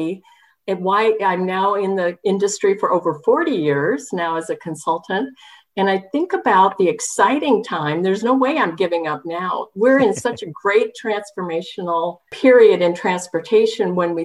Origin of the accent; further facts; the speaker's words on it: Southern Oregon, United States; moved away; also born or lived in Washington; I come from Oregon, Southern Oregon